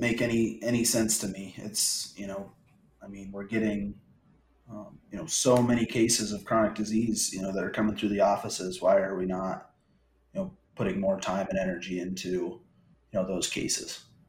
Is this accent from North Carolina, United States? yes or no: no; Iowa, United States; I'm born and raised in Iowa.